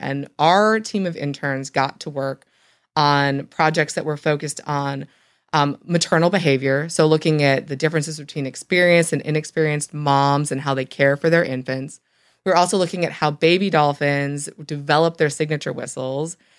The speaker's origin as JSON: {"language": "English", "region": "Michigan", "country": "United States", "tie": "born or raised there", "moved": "yes", "said": "I actually grew up in Michigan"}